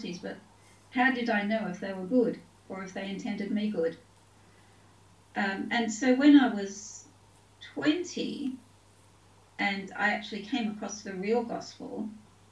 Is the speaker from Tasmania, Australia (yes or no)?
no; Taree, New South Wales, Australia; also born or lived in Sydney; now in United Kingdom; I was born in Sydney. My parents were school teachers, so we moved around the state a fair bit. I mostly grew up in a town called Taree